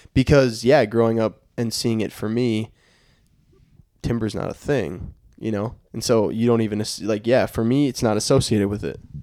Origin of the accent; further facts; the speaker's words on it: Minnesota, United States; I'm from Minnesota